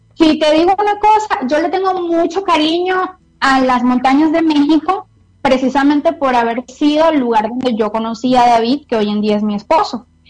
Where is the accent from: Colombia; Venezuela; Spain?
Venezuela; moved away as an adult; now in Costa Rica; Yo soy venezolana, este, em, pasé 27 años de mi vida viviendo en Venezuela.